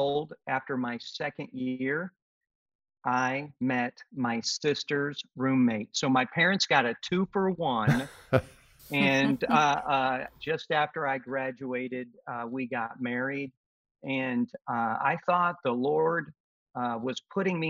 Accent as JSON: {"language": "English", "region": "Ohio", "country": "United States", "moved": "yes", "said": "I'm a Midwest guy. My wife and I are both from Ohio. And my parents were farmers"}